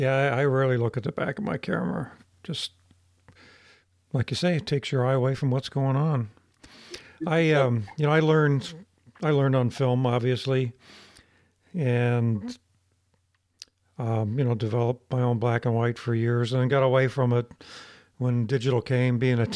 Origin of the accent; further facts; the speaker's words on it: northern Ohio, United States; part of the country I come from, up in northern Ohio.